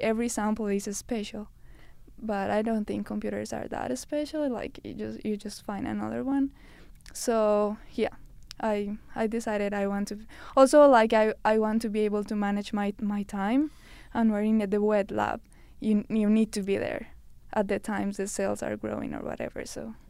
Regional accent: Colombia; moved away as an adult; now in Canada; I'm from Colombia

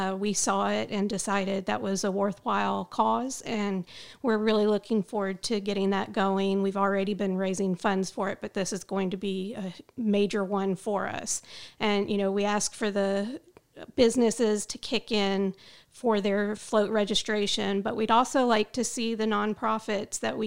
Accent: Florida, United States; now in Spring Hill, United States; I grew up in Florida close to Disney World

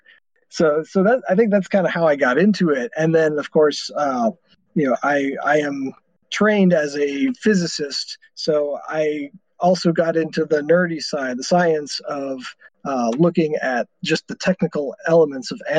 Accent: Texas, United States; I'm from Texas

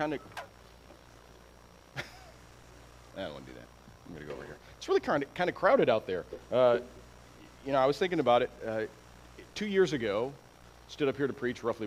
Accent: Iowa, United States; now in San Antonio, United States; I was born and raised in Iowa

